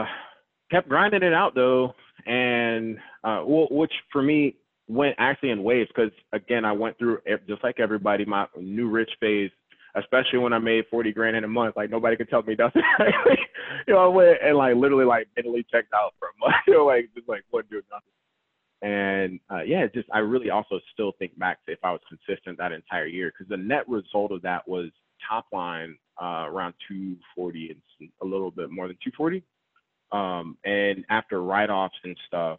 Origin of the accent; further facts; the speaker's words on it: Georgia, United States; also born or lived in Raleigh, North Carolina; now in North Carolina, United States; I'm from Georgia